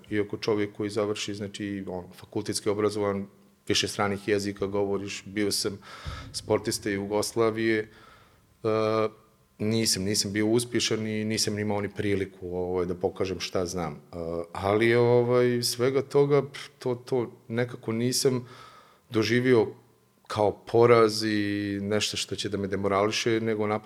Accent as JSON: {"language": "Croatian", "town": "Bijeljina", "region": "Republika Srpska", "country": "Bosnia & Herzegovina", "tie": "born or raised there", "also_born_or_lived": "Cyprus / Germany / Vienna, Austria", "moved": "as an adult", "said": "posle završetka fakulteta ovaj, jedva sam dočekao priliku da se ponovo vratim uh, u grad u kome sam odrastao u Bijeljinu. Uh, posle dvije, tri godine, kasnije sam otišao u Beč, gdje sam i magistrirao"}